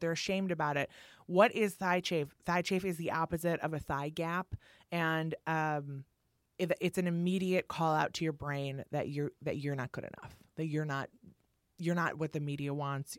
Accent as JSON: {"language": "English", "town": "Milwaukee", "region": "Wisconsin", "country": "United States", "tie": "born or raised there", "moved": "yes", "lives_now": "New York, United States", "said": "I'm from Milwaukee"}